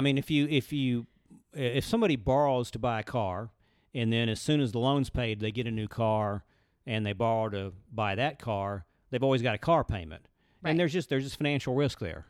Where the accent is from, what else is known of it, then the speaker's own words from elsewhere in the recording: Birmingham, Alabama, United States; grew up in Birmingham, Alabama